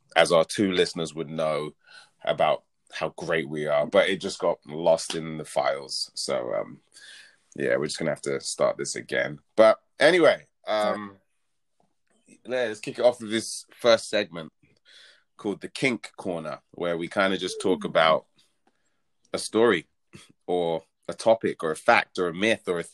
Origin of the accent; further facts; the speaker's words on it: London, United Kingdom; now in Bay Area, United States; I was born and raised in London. Shout out to South London.